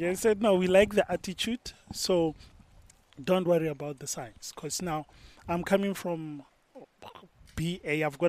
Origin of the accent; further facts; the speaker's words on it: Brits, North West, South Africa; now in Pretoria, South Africa; And I'm in Pretoria. My house is in Pretoria.